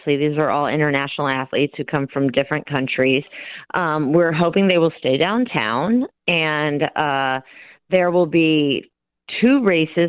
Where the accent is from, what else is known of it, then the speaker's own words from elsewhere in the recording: Louisiana, United States; now in Minnesota, United States; I grew up in Louisiana. I moved here for the winter.